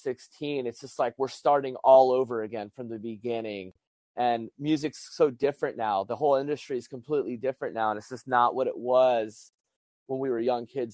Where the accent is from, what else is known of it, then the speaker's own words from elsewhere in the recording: Albuquerque, New Mexico, United States; also born or lived in San Diego; I had a band in New Mexico, and because I came from Albuquerque, New Mexico to San Diego